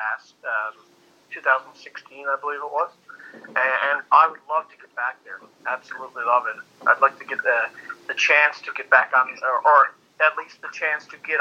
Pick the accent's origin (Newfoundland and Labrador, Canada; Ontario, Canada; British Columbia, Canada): Newfoundland and Labrador, Canada; moved away as an adult; now in Fort McMurray, Canada; I grew up in Newfoundland, Canada